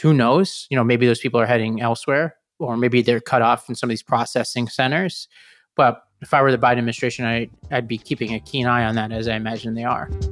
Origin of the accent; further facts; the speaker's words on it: New York City, New York, United States; as a New Yorker